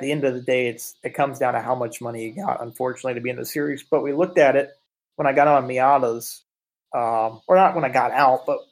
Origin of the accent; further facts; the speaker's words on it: United States; I'm from America